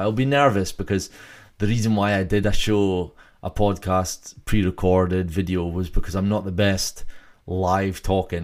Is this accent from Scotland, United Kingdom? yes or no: yes; Scotland, United Kingdom; I'm from Scotland